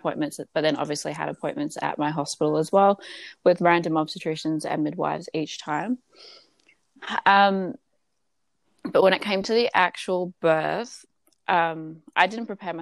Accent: Gold Coast, Queensland, Australia; I am from the Gold Coast

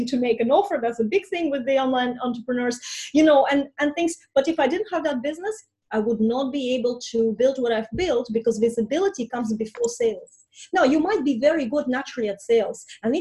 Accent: Estonia; first language Russian; English is a second language; moved away as an adult; now in Ireland; I'm going back to Estonia, where I'm from, and that I immigrated from 20

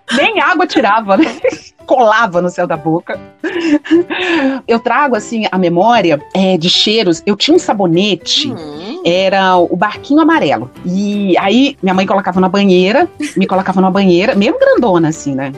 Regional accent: João Monlevade, Minas Gerais, Brazil; quando era criança, pequenininha, em João Molevade

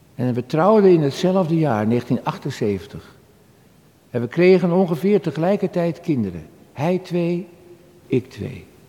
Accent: Halfweg, North Holland, Netherlands; Halfweg. De plek waar ik geboren ben, vlak bij Amsterdam.

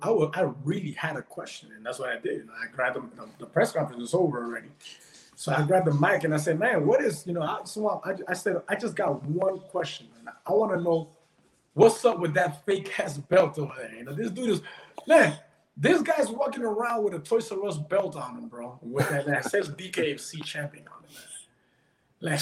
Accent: Peru; now in Florida, United States; I was born in Peru, and in Peru, like when I was younger, I used to always hear these stories about my dad.

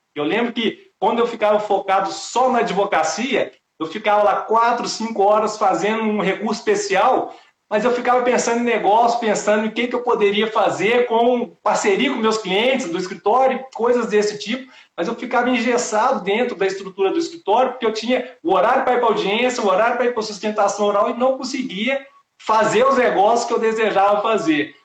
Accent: Belo Horizonte, Minas Gerais, Brazil; now in Brasília, Brazil; Belo Horizonte, que é a minha cidade natal

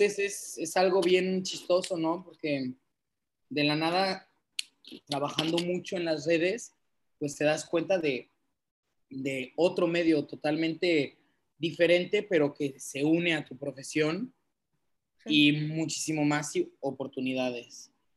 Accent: Cancún, Quintana Roo, Mexico; also born or lived in Bordeaux, France; nací en Cancún, pero mis papás son franceses

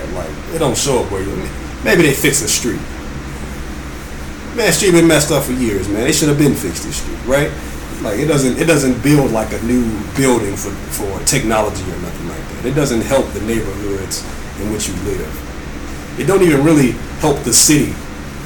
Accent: the South, United States; moved away; I'm from the South

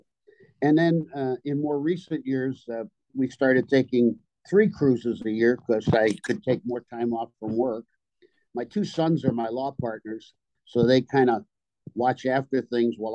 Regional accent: New York City, New York, United States; now in Buffalo, United States; I was born in New York City. And I mm-hmm. went to school in upstate New York, and I made that my home up in Buffalo, New York.

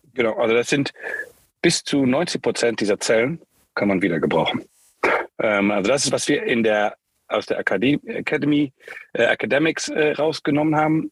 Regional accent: Luxembourg; moved away as an adult; also born or lived in United States / Germany / Spain / China; ich bin in Luxemburg geboren, ähm, wie du im Vorgespräch schon sehr gut erkannt hast, teilweise in Amerika aufgewachsen, ich weiß nicht genau, wie du das rausgehört hast, äh, dann ähm, wieder zurück in Luxemburg

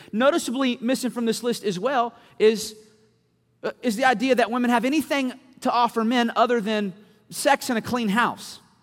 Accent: Winston-Salem, North Carolina, United States; moved away as an adult; now in Louisville, United States; I was actually raised in Winston Salem, North Carolina.

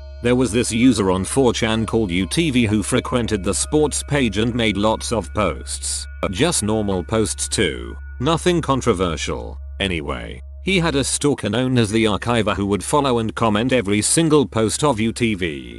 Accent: California, United States; born there; So I was born in the Bay Area of California and was a small child when this spraying took place.

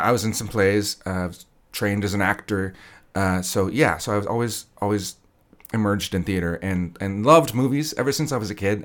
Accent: Wichita, Kansas, United States; I was born here in Wichita

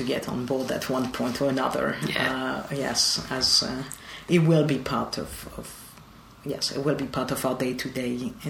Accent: Marseille, Provence-Alpes-Côte d'Azur, France; moved away; Yeah, so I was born in Marseille.

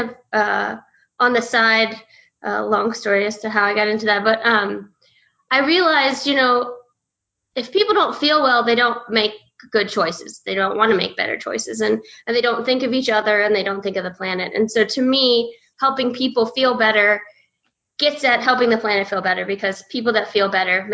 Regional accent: Virginia, United States; moved away as an adult; also born or lived in Hawaii; I grew up in Virginia

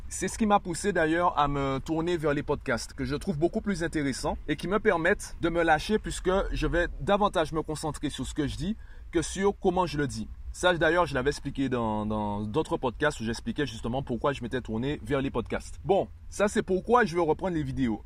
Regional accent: Guadeloupe; je suis guadeloupéen

